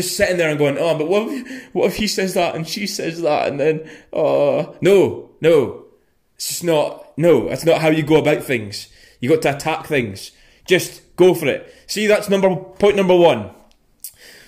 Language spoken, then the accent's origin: English; Scotland, United Kingdom; when I say the G on the end, because I'm from Scotland. We just don't say